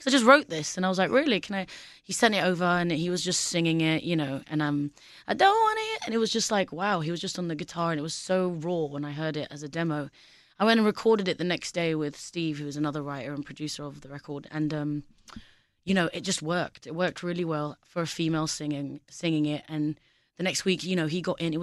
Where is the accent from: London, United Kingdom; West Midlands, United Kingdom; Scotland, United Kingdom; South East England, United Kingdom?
London, United Kingdom; I'm from London, so for me, it's like... You know, it's like my whole childhood, upbringing